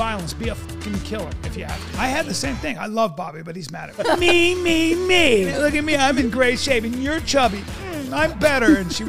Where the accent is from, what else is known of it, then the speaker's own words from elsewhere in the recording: Philippines; born there; also born or lived in India / Pakistan / Greece / Saudi Arabia; So I was born in the Philippines. I lived in India. I lived in Pakistan. I lived in Greece. I lived in Saudi Arabia.